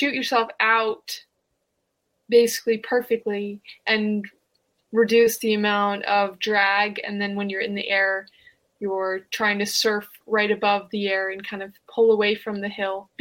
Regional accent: Lake Placid, New York, United States; I'm from Lake Placid, New York. We had the Winter Olympics in 1980 and 32. So grew up in an Olympic village, grew up on skis.

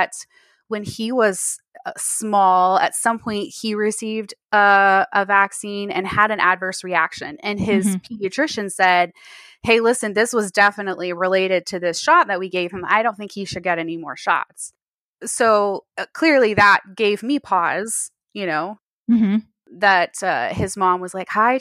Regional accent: Texas, United States; I'm in Texas

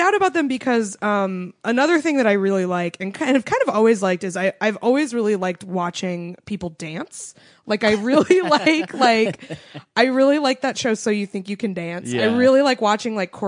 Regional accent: New England, United States; I grew up in New England.

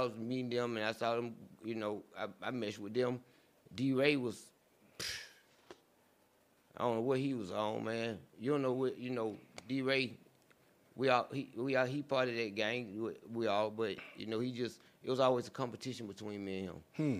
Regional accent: the South, United States; we are from the South.

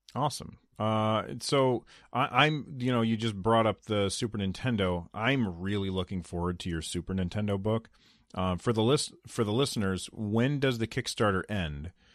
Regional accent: United States; I'm an American

